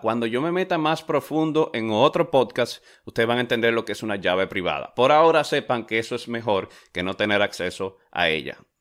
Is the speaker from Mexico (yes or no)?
no; Dominican Republic; yo soy de República Dominicana